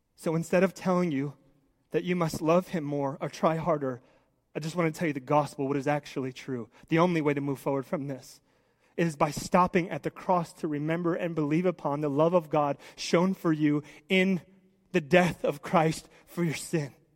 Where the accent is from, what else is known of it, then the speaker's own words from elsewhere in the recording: United States; I love being an American